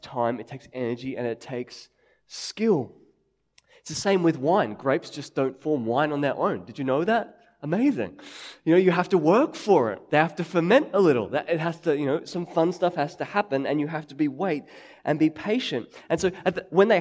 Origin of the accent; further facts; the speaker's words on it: Sydney, New South Wales, Australia; growing up in Sydney